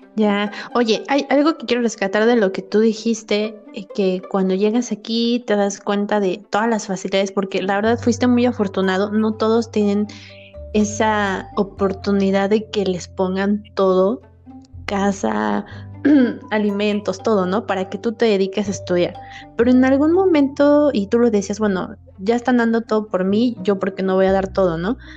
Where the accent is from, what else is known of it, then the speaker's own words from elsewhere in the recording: Mexico City, Mexico; yo soy de la Ciudad de México, nací ahí